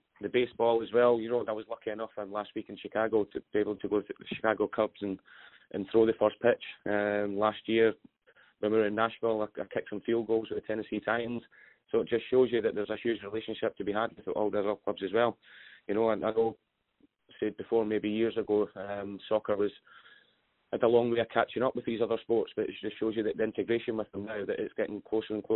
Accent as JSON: {"language": "English", "region": "Scotland", "country": "United Kingdom", "moved": "yes", "said": "I'm a Scotsman"}